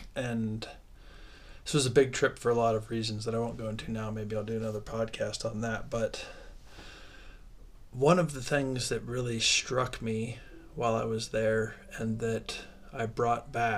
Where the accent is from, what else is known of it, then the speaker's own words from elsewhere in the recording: Midwest, United States; Most of my life being an American raised in the Midwest in the 80s and 90s